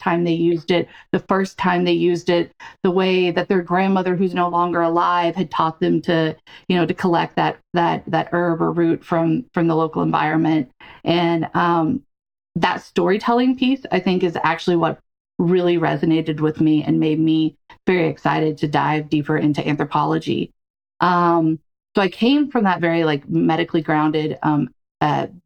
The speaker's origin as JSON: {"language": "English", "town": "Smackover", "region": "Arkansas", "country": "United States", "tie": "born or raised there", "said": "I'm from Arkansas. I grew up in a small town called Smackover"}